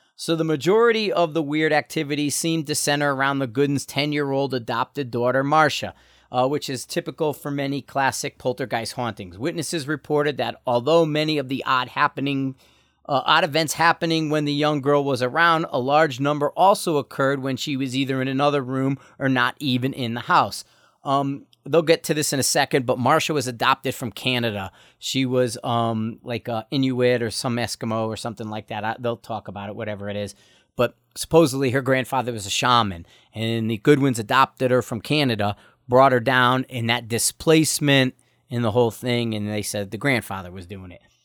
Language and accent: English; Bridgeport, Connecticut, United States; also born or lived in Stratford, Connecticut / Shelton, Connecticut; I grew up in Bridgeport, Connecticut. We actually lived in Stratford, but at times we lived in Bridgeport.